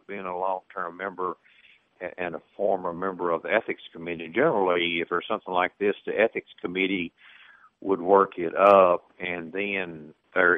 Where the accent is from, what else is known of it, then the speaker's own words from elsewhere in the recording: the South, United States; we're from the South